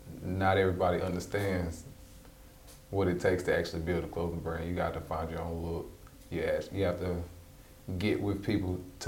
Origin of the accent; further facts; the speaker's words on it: Charlotte, North Carolina, United States; I'm from the west side of Charlotte, okay. Born and raised.